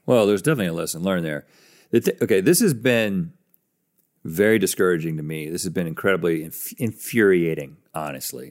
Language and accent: English; United States